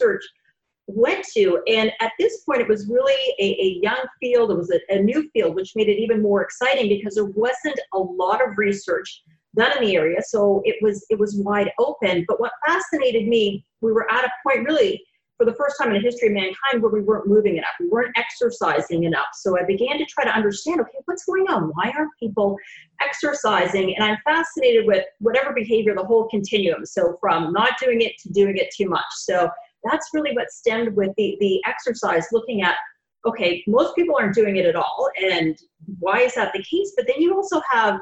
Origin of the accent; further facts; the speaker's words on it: Canada; moved away as an adult; also born or lived in Gainesville, Florida; now in Jacksonville, United States; I'm originally from Canada, moved down here with my husband about, over 20 years ago